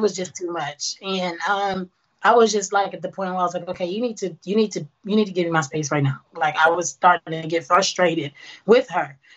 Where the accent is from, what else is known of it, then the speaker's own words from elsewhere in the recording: New York City, New York, United States; moved away as an adult; now in Houston, United States; born and raised Brooklyn, New York.